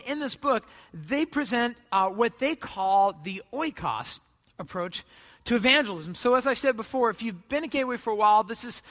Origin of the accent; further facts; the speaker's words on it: United States; I'm an American